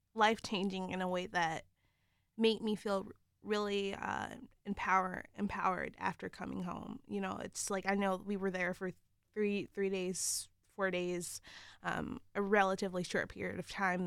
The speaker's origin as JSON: {"language": "English", "town": "Cincinnati", "region": "Ohio", "country": "United States", "tie": "born or raised there", "moved": "yes", "lives_now": "East Lansing, United States", "said": "I grew up in Cincinnati"}